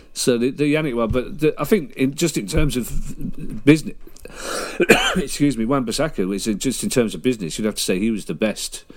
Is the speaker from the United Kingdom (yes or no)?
yes; United Kingdom; we're British